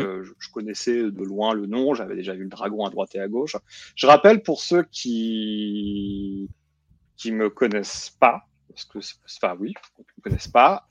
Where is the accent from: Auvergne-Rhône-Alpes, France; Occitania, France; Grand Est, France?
Grand Est, France; Nancy; moved away; Quand tu grandis à Nancy, l'Alsace, c'est là où tu vas en vacances.